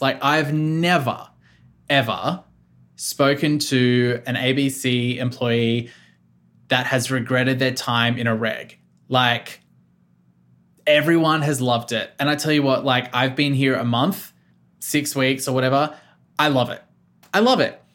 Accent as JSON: {"language": "English", "country": "Australia", "tie": "born or raised there", "also_born_or_lived": "Melbourne", "moved": "as an adult", "lives_now": "central Victoria, Australia", "said": "I was born in Melbourne, but I, I, I grew up on the South Coast, and then moved back to Melbourne when I was eighteen"}